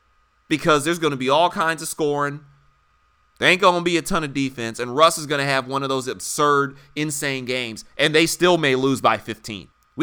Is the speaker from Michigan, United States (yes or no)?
yes; Detroit, Michigan, United States; now in Philadelphia, United States; Hell, I'm from Detroit and I live in Philadelphia, for God's sake.